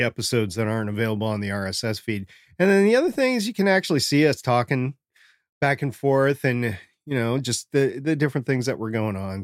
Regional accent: Minnesota, United States; moved away; I grew up in Minnesota, that happened all the time to me up in Minnesota. I don't live in Minnesota right now

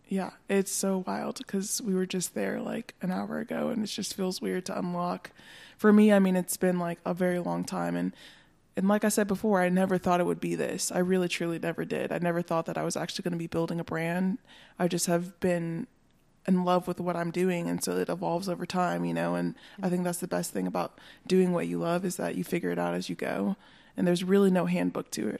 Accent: North Carolina, United States; also born or lived in Hendersonville, North Carolina / Bryson City, North Carolina; now in Asheville, United States; I was born in North Carolina

